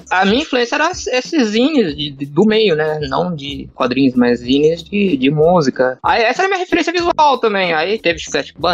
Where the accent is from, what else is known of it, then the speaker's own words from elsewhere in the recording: Santos, São Paulo, Brazil; vou fazer um curso 3D em São Paulo, tal, que eu sou de Santos.